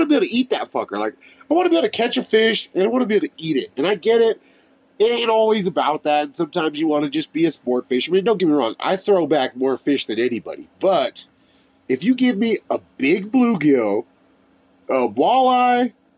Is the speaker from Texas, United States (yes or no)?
no; Phoenix, Arizona, United States; moved away as an adult; also born or lived in Boulder, Colorado / North Dakota; We're from Phoenix, like where it's like, you know, a melting pot of people, very cultural.